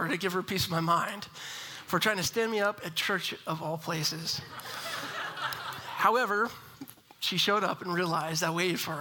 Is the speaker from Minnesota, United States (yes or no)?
no; Houston, Texas, United States; I was born and raised in Houston, Texas